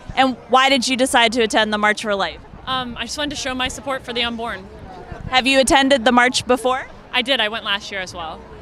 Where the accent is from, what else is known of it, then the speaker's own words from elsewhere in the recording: Fredericksburg, Virginia, United States; Fredericksburg, Virginia.